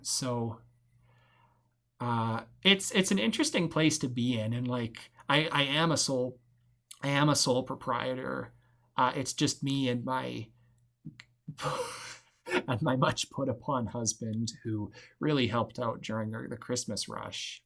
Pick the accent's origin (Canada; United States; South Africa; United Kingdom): Canada; Alberta; moved away as an adult; now in Val Marie, Canada; I grew up in Alberta. I went to school in Alberta